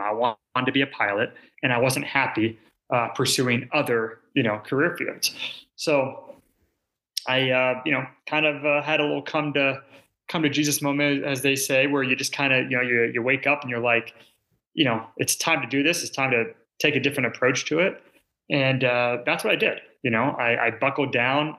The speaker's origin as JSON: {"language": "English", "area": "outside Seattle", "region": "Washington", "country": "United States", "tie": "born or raised there", "said": "I grew up outside of uh, Seattle, Washington, about 30 minutes north, so Washington State"}